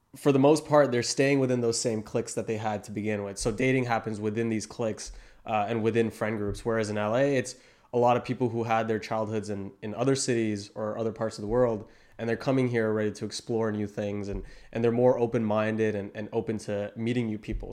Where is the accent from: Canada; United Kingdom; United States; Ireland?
Canada; Toronto, Ontario; I come from Toronto